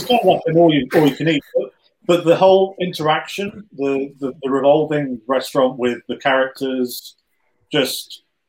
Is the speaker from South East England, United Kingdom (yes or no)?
no; Nottinghamshire and Derbyshire, East Midlands, United Kingdom; Like down in London, people don't understand a single thing I'm saying because I'm from Nottinghamshire and Derbyshire.